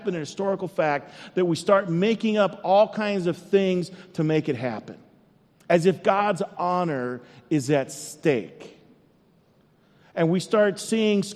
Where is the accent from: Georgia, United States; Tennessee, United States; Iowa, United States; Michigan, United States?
Iowa, United States; now in Minnesota, United States; I was born in Iowa